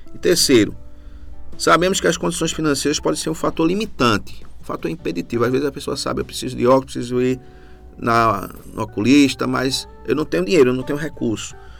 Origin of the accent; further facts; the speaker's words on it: Recife, Pernambuco, Brazil; moved away as an adult; now in Carpina, Brazil; eu sou de Recife, né? moro aqui em Carpina desde 2015